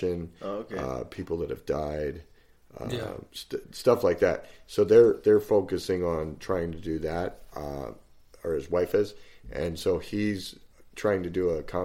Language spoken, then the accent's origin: English; 80 miles south of Chicago, Illinois, United States; moved away as an adult; now in Arizona, United States; I was 80 miles south of Chicago